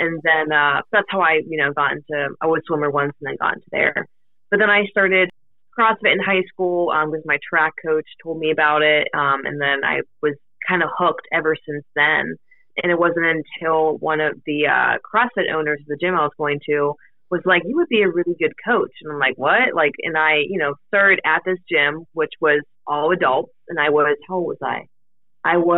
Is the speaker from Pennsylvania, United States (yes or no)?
yes; Pittsburgh, Pennsylvania, United States; also born or lived in Akron, Ohio; I'm from Pittsburgh, Pennsylvania. So I've lived here my entire life.